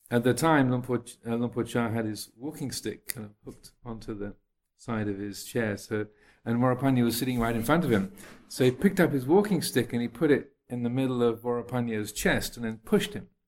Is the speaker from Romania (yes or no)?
no; United Kingdom; accent: English; People often think my accent is is um, not English anymore, but I often get asked if I'm South African or Australian or American.